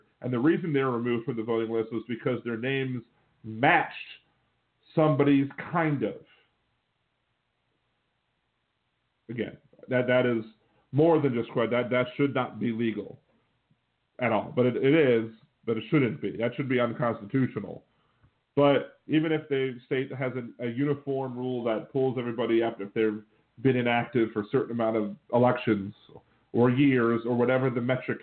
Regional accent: Wilmington, Delaware, United States; I was born in Wilmington, Delaware

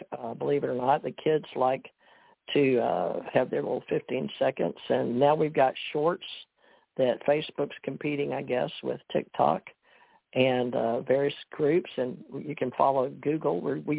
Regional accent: Monroe, Louisiana, United States; born there; that's how I was born in Monroe, Louisiana

